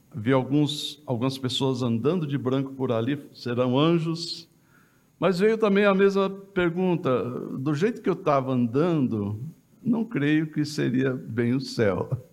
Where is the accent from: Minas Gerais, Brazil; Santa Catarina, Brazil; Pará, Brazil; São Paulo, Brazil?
Minas Gerais, Brazil; Jacuí; eu sou de Minas Gerais, aqui do sul de Minas, entre Guaxupé e Passos. Tem uma cidade no meio que chama Jacuí.